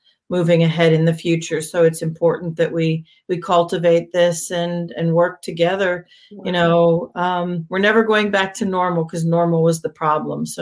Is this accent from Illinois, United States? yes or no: no; Hershey, Pennsylvania, United States; moved away as an adult; also born or lived in Europe / Abu Dhabi; I grew up in Hershey, Pennsylvania on a farm